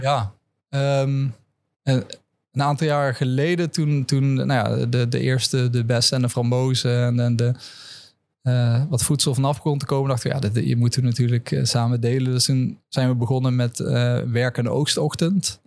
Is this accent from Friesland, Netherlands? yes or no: no; Land van Maas en Waal, Gelderland, Netherlands; also born or lived in Amsterdam; now in Leiden, Netherlands; ik ben opgegroeid in een dorp, uh, het Ruten, in het land van Maas